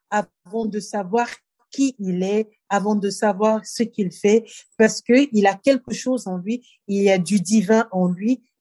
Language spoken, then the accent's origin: French; Cameroon; also born or lived in Japan / Bangui / Dakar / Paris; Je suis camerounaise de Dakar, de Yaoundé, de Paris, de San Francisco. Voilà, je suis de Kinshasa, je suis de partout